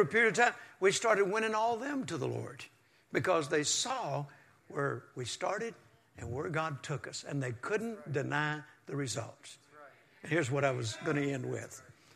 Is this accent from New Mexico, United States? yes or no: no; Mississippi, United States; now in Texas, United States; I was born in Mississippi on a farm, and we didn't even have indoor plumbing until 1957